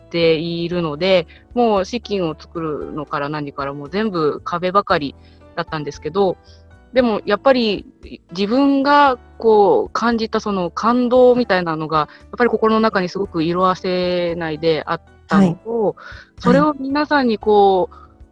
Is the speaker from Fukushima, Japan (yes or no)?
yes; Koriyama, Fukushima, Japan; うちの地元片平町